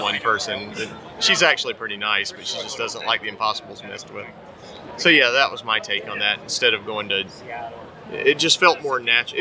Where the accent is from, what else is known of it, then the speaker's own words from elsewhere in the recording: North Carolina, United States; now in Portland, United States; I am from North Carolina, and it's really hot there